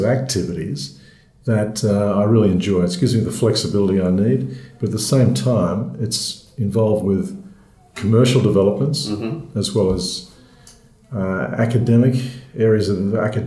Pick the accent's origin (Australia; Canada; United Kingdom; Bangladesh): Australia; Sydney, New South Wales; I was born in Bondi in Sydney, so I spent my childhood in Sydney